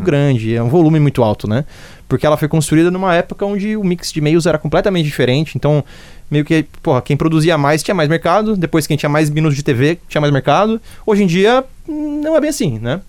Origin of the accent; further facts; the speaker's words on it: Jundiaí, São Paulo, Brazil; moved away as an adult; now in Northeast Brazil; Sou de interior de São Paulo, nasci em Jundiaí